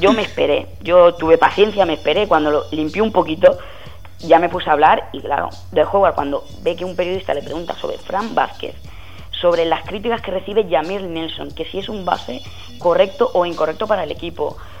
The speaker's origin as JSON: {"language": "Spanish", "country": "Spain", "said": "soy periodista español"}